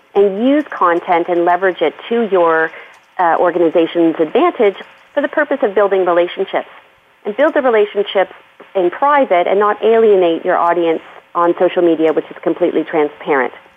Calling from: Aurora, Ontario, Canada; I'm calling from my home in Aurora, which is just north of uh, Toronto.

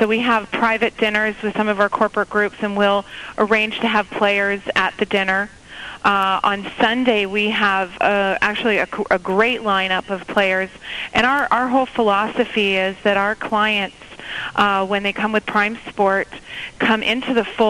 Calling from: Phoenix, Arizona, United States; I'm actually here in Phoenix, in Arizona for Super Bowl.

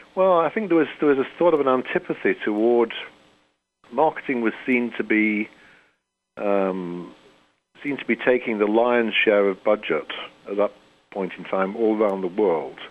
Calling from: St. Catharines, Ontario, Canada; I'm calling in from Canada

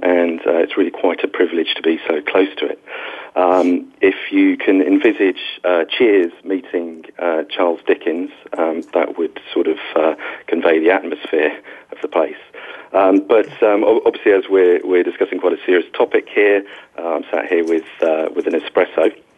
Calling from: London, United Kingdom; I'm calling from our offices, which are based in Trafalgar Square, which is a very central point in London. For me, it's evening, so I'm in a slightly different time zone.

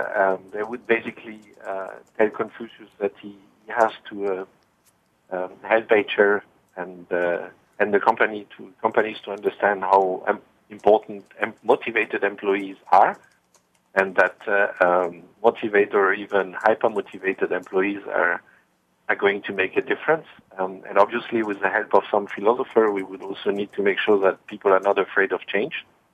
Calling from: Heidelberg, Baden-Württemberg, Germany; I'm calling from my home, actually, which is in Heidelberg, next to the river and sometimes into the river called the Neckar.

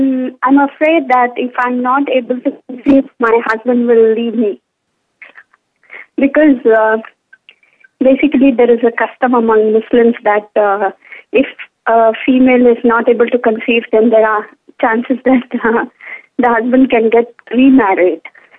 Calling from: Canada; I'm calling from Canada.

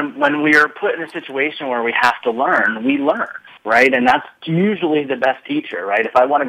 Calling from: Alexandria, Virginia, United States; Well, I'm calling in from Alexandria, Virginia.

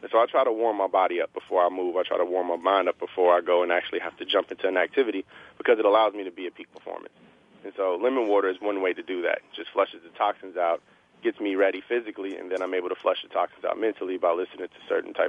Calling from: Palo Alto, California, United States; I am calling in from Palo Alto, California, approximately maybe about 3 blocks away from Stanford's campus.

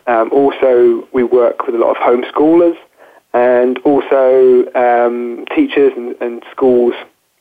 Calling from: Chelmsford, East of England, United Kingdom; I'm calling from Chelmsford in Essex, which is about half an hour away from London in the UK.

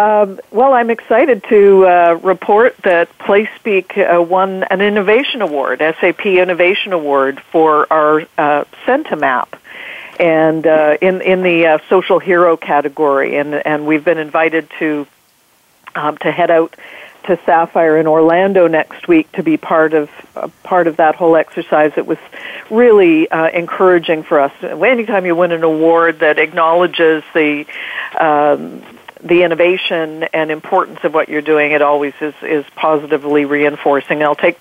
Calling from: Vancouver, British Columbia, Canada; I'm calling from beautiful British Columbia, Vancouver

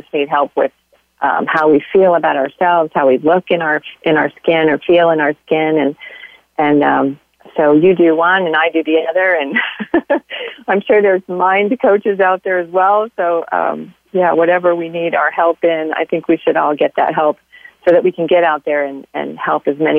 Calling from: southwest Missouri, United States; I am calling from a little town in southwest Missouri.

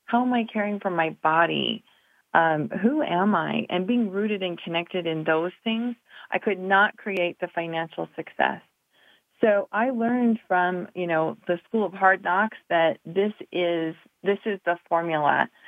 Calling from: Reno, Nevada, United States; I'm in Reno, Nevada.

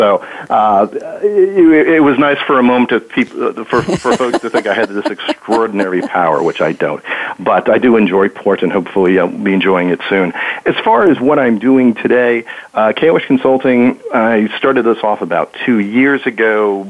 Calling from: Washington, D.C. area, United States; So I am calling you from the suburbs of Washington, D.C.

